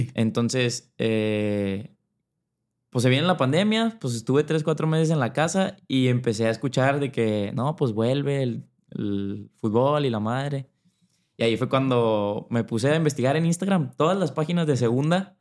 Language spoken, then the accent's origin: Spanish; Monterrey, Nuevo León, Mexico; Yo soy de Monterrey, soy de Monterrey, Nuevo León